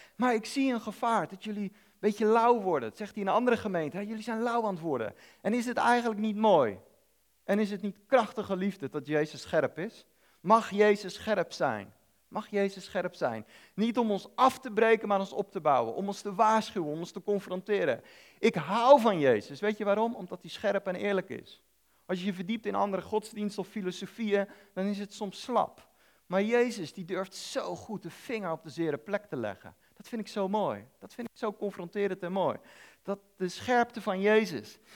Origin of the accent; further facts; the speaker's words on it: Netherlands; ik als Nederlander